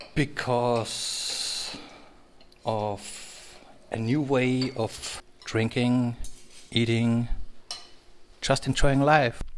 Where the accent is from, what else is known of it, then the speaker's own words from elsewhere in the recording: Salzburg, Austria; first language German; English is a second language; from Salzburg, Austria